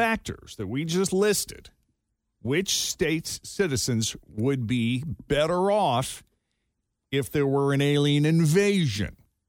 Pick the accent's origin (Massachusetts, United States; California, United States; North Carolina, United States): Massachusetts, United States; Georgia was second, followed by my home state of Massachusetts.